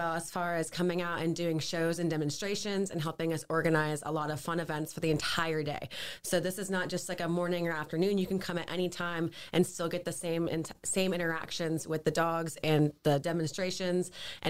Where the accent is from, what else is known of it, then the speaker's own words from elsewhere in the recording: St. Augustine, Florida, United States; I grew up on Charlotte Street.